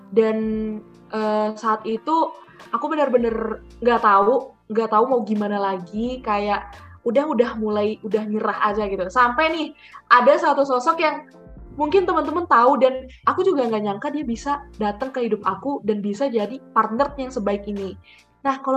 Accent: Bandung, West Java, Indonesia; now in Oxford, United Kingdom; uh, aku asalnya dari Bandung

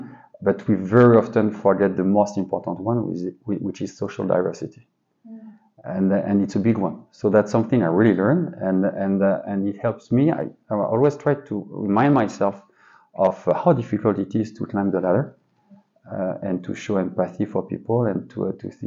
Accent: suburb of Paris, Île-de-France, France; English is a second language; moved away as an adult; my universe was quite focused on a small part of the suburb in Paris.

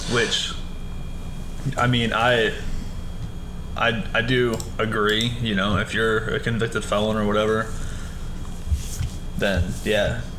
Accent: Michigan, United States; so I grew up in Michigan.

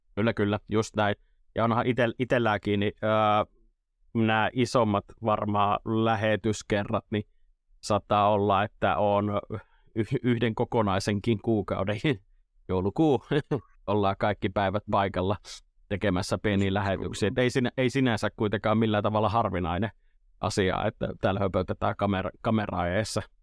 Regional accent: Imatra, South Karelia, Finland; Etelä-Karjalan poiki Imatralta kotosi

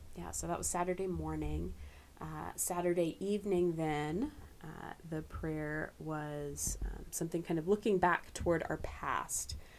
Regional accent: Camp Hill, Pennsylvania, United States; moved away as an adult; also born or lived in Lancaster, Pennsylvania / Kentucky; Grew up in Camp Hill.

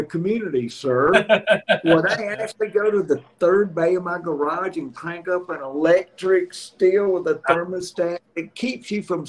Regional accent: Alabama, United States; starting September 1, it goes into the ABC stores in my home state here in Alabama.

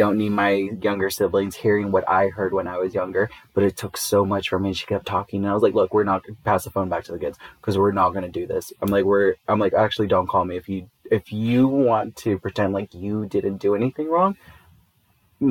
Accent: Inglewood, California, United States; moved away; the certain part of Inglewood where I grew up

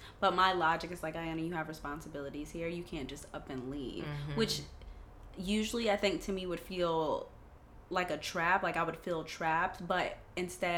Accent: Atlanta, Georgia, United States; moved away as an adult; I'm actually from Atlanta, Georgia

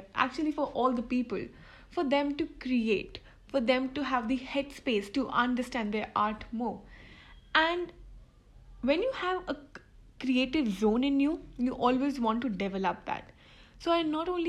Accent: Delhi, India; I'm from Delhi

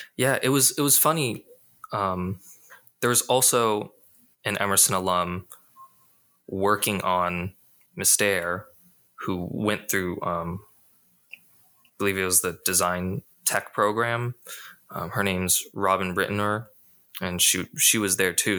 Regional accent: Las Vegas, Nevada, United States; moved away as an adult; I'm originally from Las Vegas

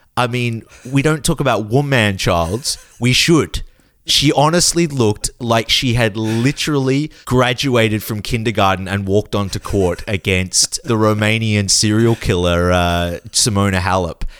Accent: Australia; we grew up in Australia seeing on television

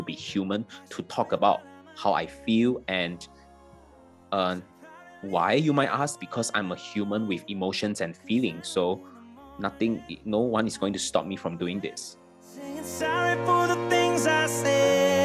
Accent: Malaysia; moved away as an adult; also born or lived in Singapore; now in Kuala Lumpur, Malaysia; even though I come from Malaysia, I have never spent my life in Kuala Lumpur, right? I've spent the past 10 years of my life living in Singapore.

